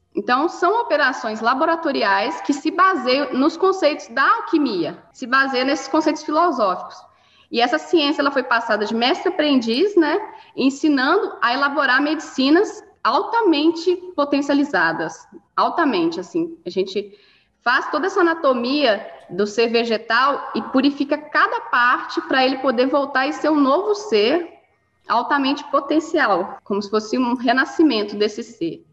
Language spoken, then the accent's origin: Portuguese; Mariana, Minas Gerais, Brazil; Eu sou uma menina do interior. Eu cresci em Mariana, perto de Ouro Preto, não sei se vocês conhecem aqui em Minas Gerais